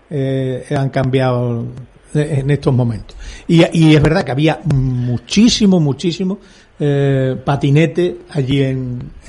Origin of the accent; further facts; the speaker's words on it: La Puebla de Cazalla, Andalusia, Spain; agricultor de la Puebla de Cazalla.